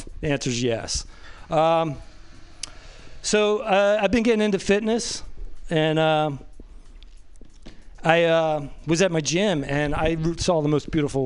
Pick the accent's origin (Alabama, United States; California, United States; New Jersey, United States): New Jersey, United States; I'm from New Jersey.